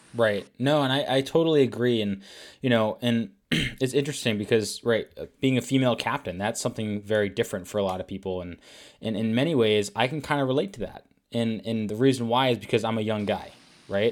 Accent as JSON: {"language": "English", "region": "Rhode Island", "country": "United States", "said": "from Warwick, Rhode Island, which is the town right above where I was from"}